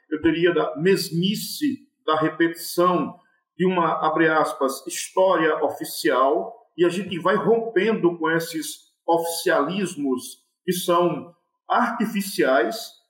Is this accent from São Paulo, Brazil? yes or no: no; Ceará, Brazil; e ela é muito rica, não é porque eu quero que ela seja rica, porque eu sou do Cariri e tal